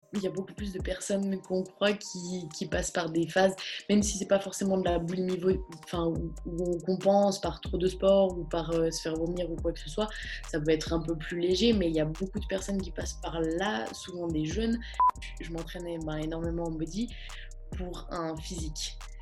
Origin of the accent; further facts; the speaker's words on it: Bulle, Fribourg, Switzerland; moved away as an adult; now in Gland, Switzerland; toute mon enfance, euh, tout, tout le, toute mon enfance à Bulle